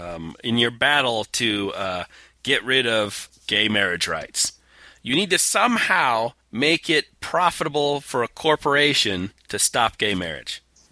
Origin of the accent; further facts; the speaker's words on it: Utah, United States; my home state of Utah